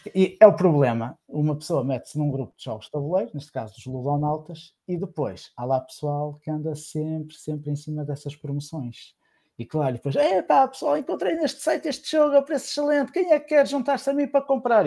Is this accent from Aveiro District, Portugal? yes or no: yes; Santa Maria da Feira, Aveiro District, Portugal; Eu sou de Santa Maria da Feira